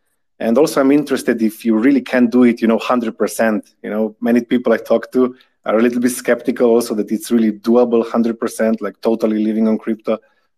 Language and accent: English; Slovenia; I come from Slovenia, right? And it used to be Yugoslavia. So actually, I went through four currencies in my life. So when I was born, there was a dinar, then we had bon, then we had Slovenian tolar, and now we have euro.